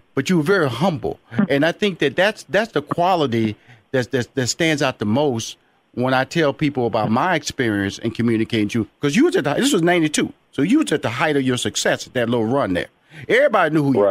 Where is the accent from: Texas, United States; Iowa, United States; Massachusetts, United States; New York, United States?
Texas, United States; Houston; I'm from Fifth Ward. 3815 Bain Street, right there on the corner of Russell and Bain Street. That's where I grew up